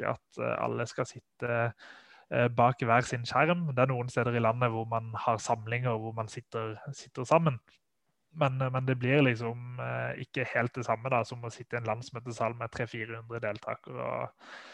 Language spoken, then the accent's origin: Norwegian; Sørlandet, Norway; der jeg kommer fra, fra Sørlandet